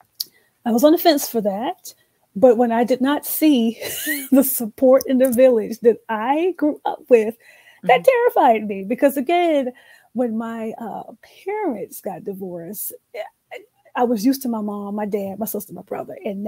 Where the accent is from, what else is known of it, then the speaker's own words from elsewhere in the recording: the South, United States; now in Atlanta, United States; I was born and raised in the South